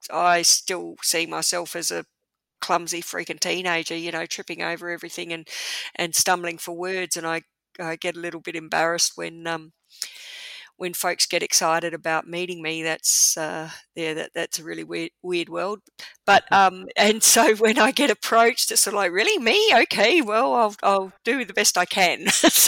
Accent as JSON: {"language": "English", "town": "Darwin", "region": "Northern Territory", "country": "Australia", "tie": "born or raised there", "also_born_or_lived": "South Australia", "said": "For sure, yeah, I grew up in Darwin. I wasn't born there."}